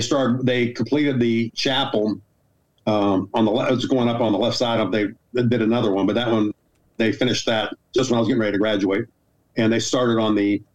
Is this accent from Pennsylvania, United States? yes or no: yes; New Kensington, Pennsylvania, United States; I'm from New Kensington, Pennsylvania.